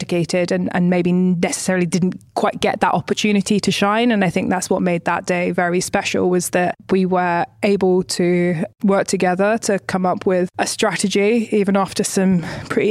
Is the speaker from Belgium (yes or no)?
no; United Kingdom; moved away; being a British woman